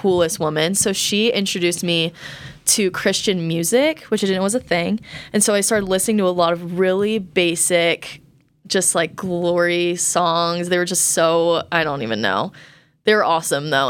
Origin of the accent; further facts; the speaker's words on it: Colorado, United States; I grew up in Colorado